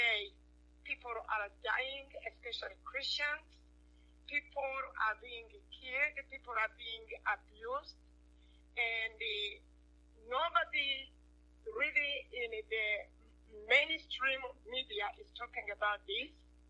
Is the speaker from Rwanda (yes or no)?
yes; Rwanda; I am from Rwanda